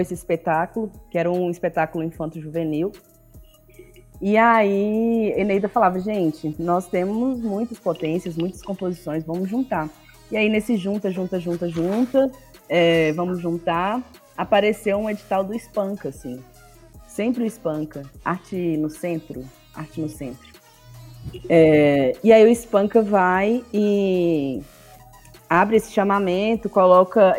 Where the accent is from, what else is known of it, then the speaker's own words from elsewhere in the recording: Governador Valadares, Minas Gerais, Brazil; Eu sou do leste de Minas, sou de Valadares. Hum. É, eu fui criada pela minha tia, né, que é irmã da minha mãe. É, eu, eu, fui criada numa ilha, é, que é um bairro